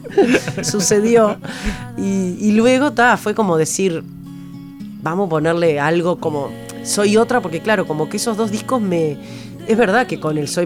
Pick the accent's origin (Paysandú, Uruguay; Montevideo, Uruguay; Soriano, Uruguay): Paysandú, Uruguay; yo soy de Paysandú, me imaginaba una señora casada, con hijos, en Paysandú